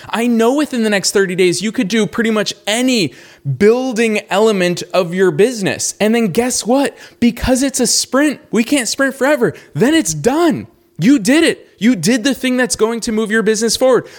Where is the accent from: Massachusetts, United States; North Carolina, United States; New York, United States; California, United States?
Massachusetts, United States; Boston; also born or lived in Los Angeles; now in Florida, United States; Growing up in Boston